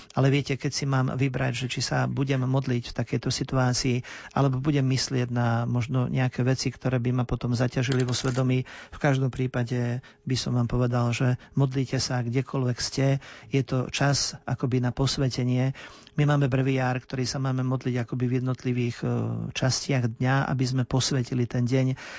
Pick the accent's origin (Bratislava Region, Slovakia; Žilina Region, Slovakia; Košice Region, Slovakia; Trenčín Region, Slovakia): Trenčín Region, Slovakia; Ilava; ja som rodák z Ilavy